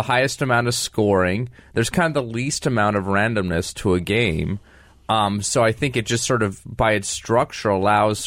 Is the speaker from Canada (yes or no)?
yes; Calgary, Alberta, Canada; the Calgary Flames, my hometown team